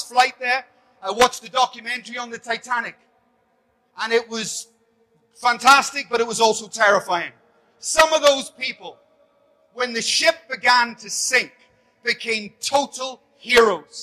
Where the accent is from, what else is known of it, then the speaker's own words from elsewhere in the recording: Belfast, Northern Ireland, United Kingdom; I grew up in Belfast with bombs and bullets